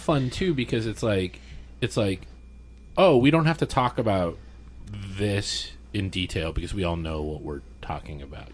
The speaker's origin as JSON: {"language": "English", "town": "El Paso", "region": "Texas", "country": "United States", "tie": "born or raised there", "said": "I'm from El Paso, Texas, which is a very poor, one of the poorest big cities"}